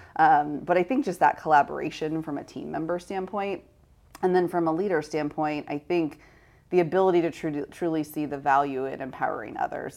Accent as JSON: {"language": "English", "town": "Sacramento", "region": "California", "country": "United States", "tie": "born or raised there", "said": "I grew up in Sacramento"}